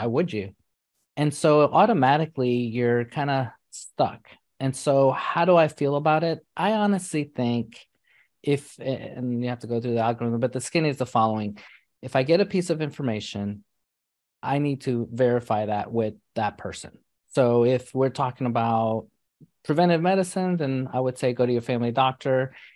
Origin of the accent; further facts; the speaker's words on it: New York City, New York, United States; I grew up in New York City